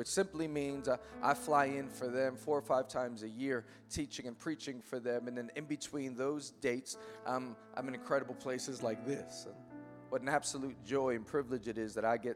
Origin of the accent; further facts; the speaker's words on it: New York City, New York, United States; I am born and raised in Queens, New York